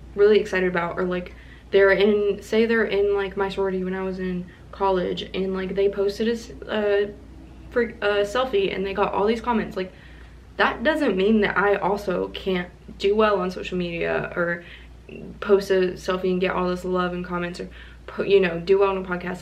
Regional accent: Kentucky, United States; also born or lived in Florida; I grew up in Kentucky, but I'm originally from Florida

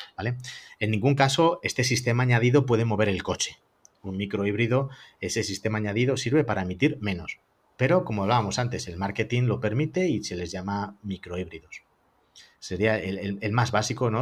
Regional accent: Madrid, Community of Madrid, Spain; somos de Madrid

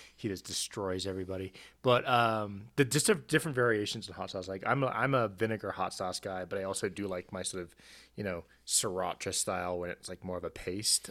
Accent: South Africa; I grew up in South Africa

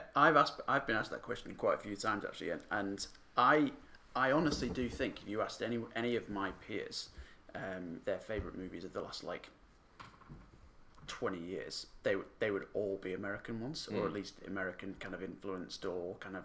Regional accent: Yorkshire and the Humber, United Kingdom; Yorkshire. So not Leeds itself, but Yorkshire, which is basically Leeds is the main part.

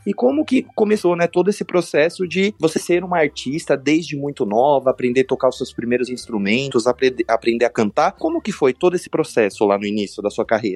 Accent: São Paulo, Brazil; Eu sou de São Paulo

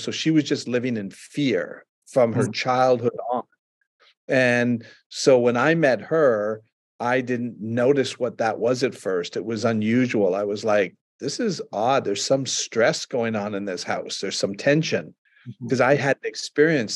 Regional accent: Canada; I'm from Canada

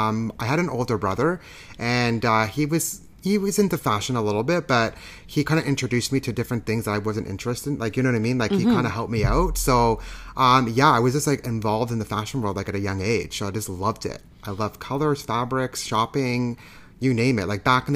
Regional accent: Thornhill, Ontario, Canada; now in Toronto, Canada; So I was born here in Toronto, in Canada. I grew up in a little small town. Well, I don't want to call it small, but in Thornhill.

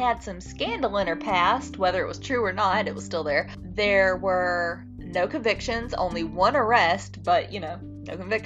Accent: North Carolina, United States; we're from North Carolina

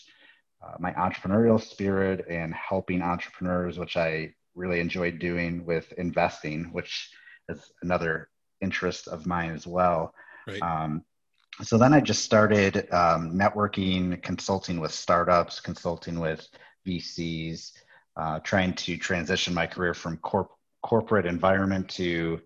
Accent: Chicago, Illinois, United States; I actually was born and raised in the Chicago area

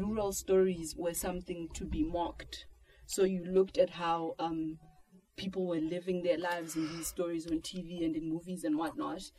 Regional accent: South Africa; I'm from South Africa

